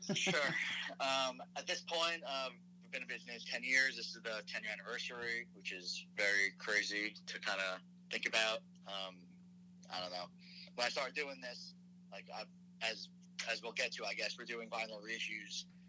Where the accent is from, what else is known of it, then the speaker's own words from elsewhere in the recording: Nassau County, Long Island, New York, United States; I grew up in Nassau County